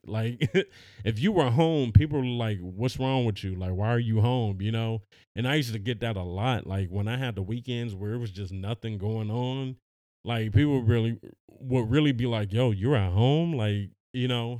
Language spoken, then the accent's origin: English; Los Angeles, California, United States; we're from Los Angeles